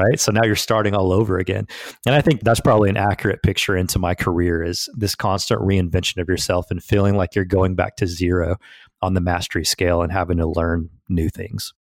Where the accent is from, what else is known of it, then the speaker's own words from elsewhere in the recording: Southeast Tennessee, United States; I grew up in Southeast Tennessee on a farm